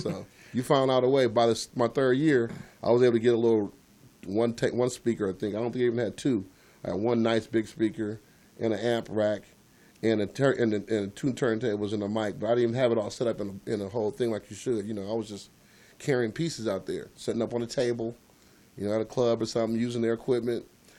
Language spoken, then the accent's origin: English; California, United States; I came out there from California